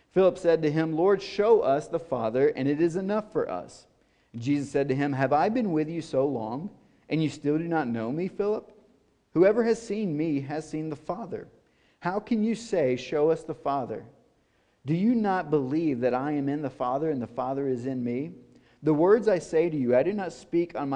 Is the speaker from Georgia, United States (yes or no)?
no; Nashville, Tennessee, United States; I'm from Nashville, Tennessee